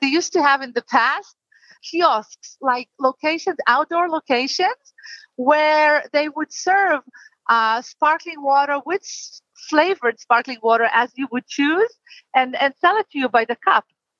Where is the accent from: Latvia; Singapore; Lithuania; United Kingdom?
Latvia; now in Israel; I was born in Latvia, in Europe.